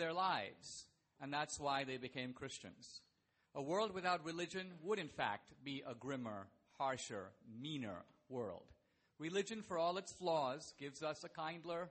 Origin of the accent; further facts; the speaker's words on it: Goa, India; now in New York, United States; I was raised in India, and I come from a small part of India called Goa